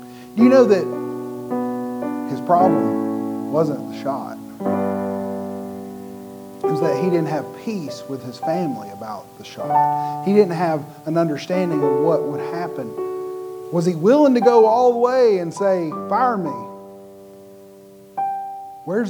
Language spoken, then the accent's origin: English; United States; I'm a red-blooded American like everybody else